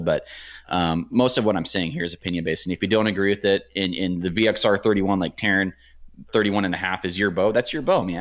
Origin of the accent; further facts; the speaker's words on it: Oregon, United States; I'm from Oregon